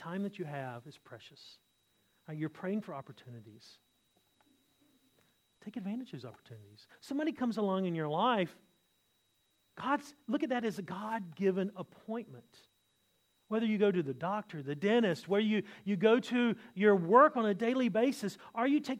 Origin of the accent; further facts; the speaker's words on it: the South, United States; now in Australia; I'm from America